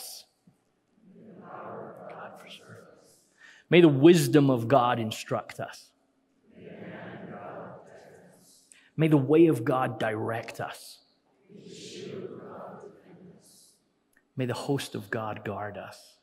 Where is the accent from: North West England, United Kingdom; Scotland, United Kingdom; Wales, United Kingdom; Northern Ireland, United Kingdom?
Scotland, United Kingdom; We're always Scottish.